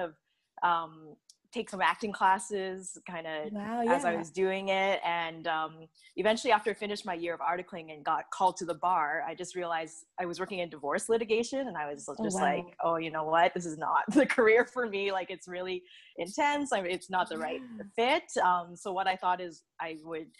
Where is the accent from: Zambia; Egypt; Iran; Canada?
Canada; Red Deer, Alberta; moved away as an adult; also born or lived in Edmonton / Vancouver; I'm originally from Alberta. So I grew up in Red Deer